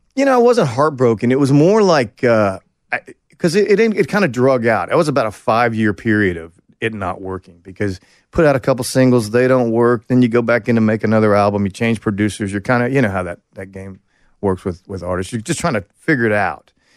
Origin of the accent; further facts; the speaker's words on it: Oklahoma, United States; moved away as an adult; also born or lived in Texas; I went to college in Texas, and I grew up in Oklahoma